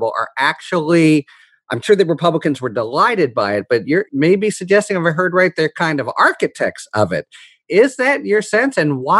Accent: Pittsburgh, Pennsylvania, United States; my hometown, Pittsburgh, PA

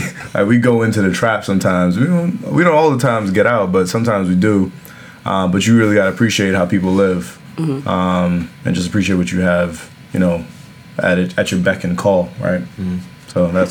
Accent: Jamaica; born there; moved away; I was born in Jamaica, so I was taking a shit in the woods in an outhouse at one point, and then came here, got indoor plumbing

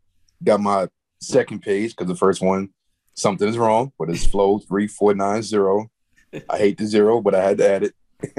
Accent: New York City, New York, United States; I'm from Queens

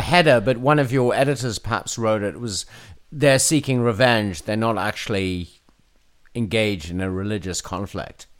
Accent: South Africa; moved away; my home country of South Africa

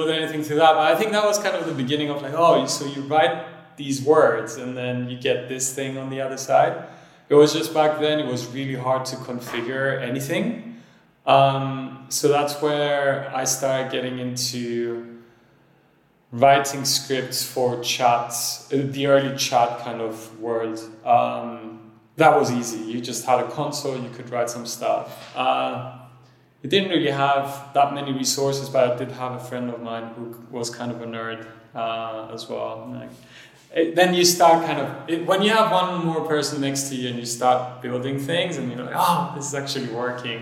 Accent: Cyprus; also born or lived in France; I was born in France, but then grew up in Cyprus

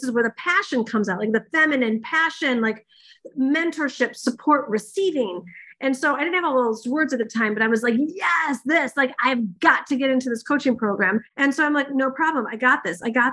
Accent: Michigan, United States; I'm from Michigan

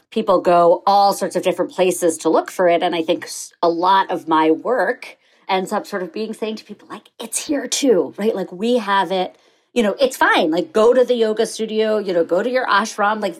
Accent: New York, United States; I grew up on the Upper East Side of New York

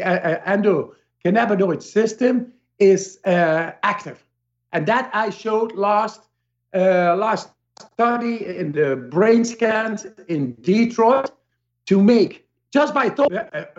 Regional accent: Amsterdam, North Holland, Netherlands; I come from Amsterdam

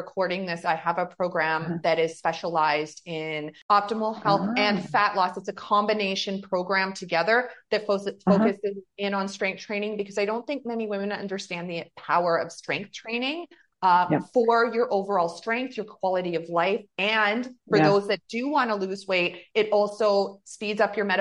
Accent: Canada; we're from Canada

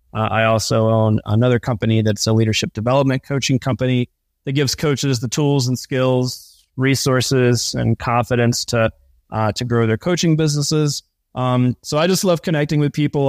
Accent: East Coast, United States; I grew up on the East Coast, on the ocean

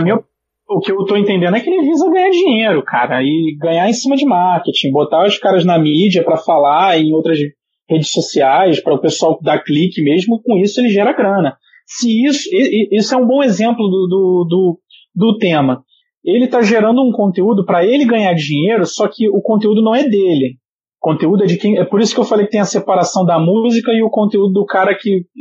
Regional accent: Brazil; como brasileiro

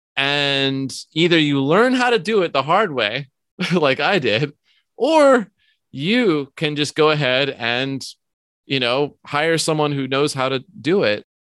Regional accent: New York, United States; moved away; also born or lived in Vermont; I grew up in New York

